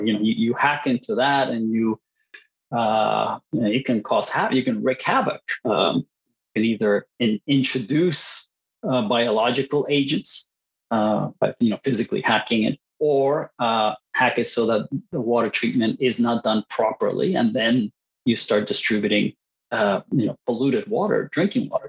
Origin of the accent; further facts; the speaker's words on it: Puerto Rico; first language Spanish; English is a second language; moved away as an adult; also born or lived in Costa Rica / Boston, United States; I was born in, in Puerto Rico, and uh, spent my childhood uh, between Puerto Rico and Costa Rica. So my, my native language is Spanish